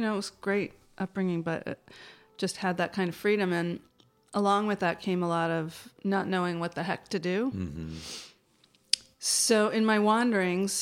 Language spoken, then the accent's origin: English; New York City, New York, United States; I grew up on the Upper West Side of New York City